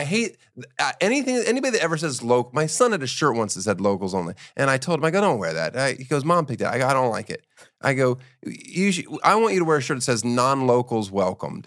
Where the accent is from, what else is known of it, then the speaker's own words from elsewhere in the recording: Florida, United States; moved away; also born or lived in Miami; I'm from Florida. I'm from Miami, so I, well, I'm not from Miami, but I lived there for a week